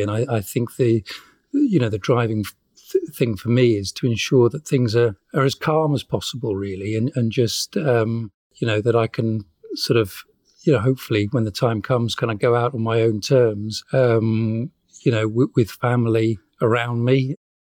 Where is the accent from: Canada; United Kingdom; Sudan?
United Kingdom; now in Wales, United Kingdom; I'm I'm British. I you know I live in Wales.